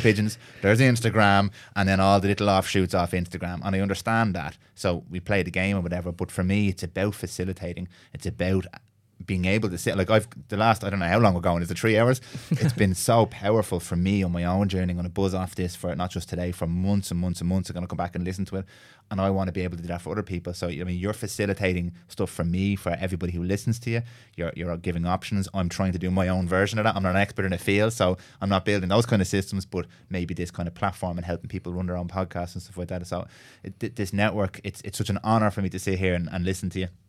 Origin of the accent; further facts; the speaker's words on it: Ireland; I know Ireland, I live here, I'm Irish